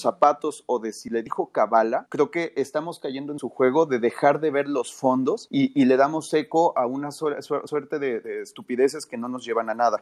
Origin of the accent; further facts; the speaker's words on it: San Luis Potosí, Mexico; soy de San Luis Potosí